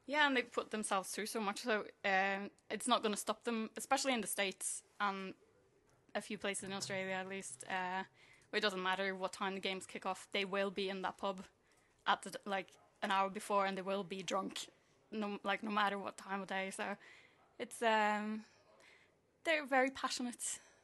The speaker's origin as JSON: {"language": "English", "country": "Norway", "moved": "yes", "said": "I'm from Norway."}